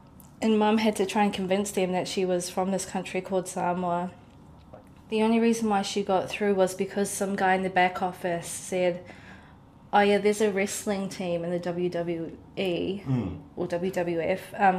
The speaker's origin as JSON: {"language": "English", "country": "Oman", "tie": "born there", "said": "And I was born in Oman."}